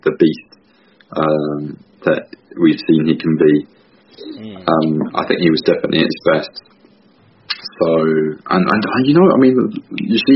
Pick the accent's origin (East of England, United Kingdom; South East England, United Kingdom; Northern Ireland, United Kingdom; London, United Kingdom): South East England, United Kingdom; Southampton; also born or lived in Poland; I'm from Southampton